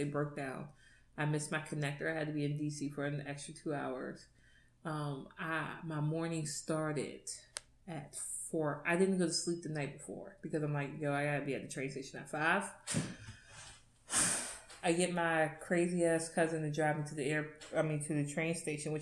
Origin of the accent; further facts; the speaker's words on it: Virginia, United States; also born or lived in Florida; I was from Virginia